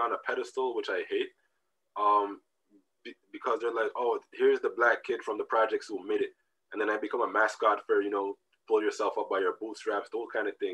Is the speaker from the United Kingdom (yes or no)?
no; Canada; also born or lived in Jamaica; I came to Canada when I was, I don't know, two and a half